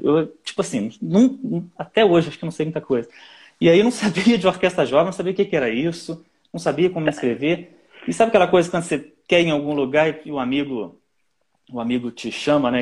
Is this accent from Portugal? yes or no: no; Nova Friburgo, Rio de Janeiro, Brazil; now in Rio de Janeiro, Brazil; eu não sou daqui da cidade do Rio de Janeiro, eu sou de uma cidade aqui no interior, na Serra, que se chama Nova Friburgo